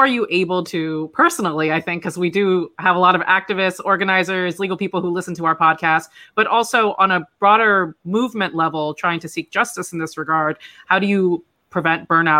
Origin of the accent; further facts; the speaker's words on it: Florida, United States; moved away; I'm originally from Florida.